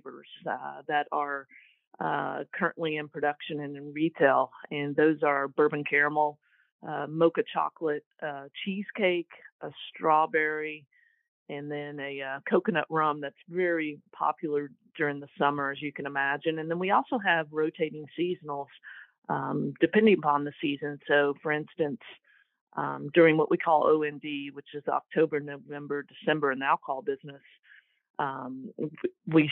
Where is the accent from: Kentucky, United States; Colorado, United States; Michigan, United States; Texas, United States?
Kentucky, United States; moved away as an adult; now in Columbia, United States; I'm originally from Kentucky